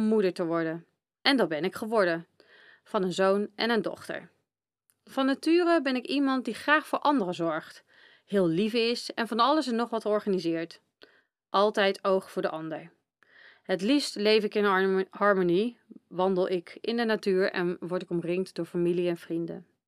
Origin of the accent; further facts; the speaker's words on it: Apeldoorn, Gelderland, Netherlands; geboren en getogen in Apeldoorn